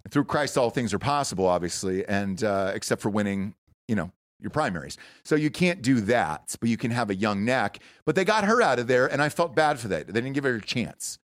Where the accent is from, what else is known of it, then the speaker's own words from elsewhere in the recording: Georgia, United States; my home state of Georgia